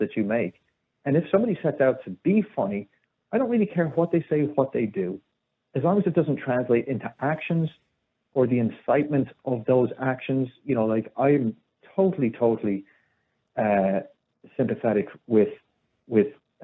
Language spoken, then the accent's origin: English; United States; I grew up in America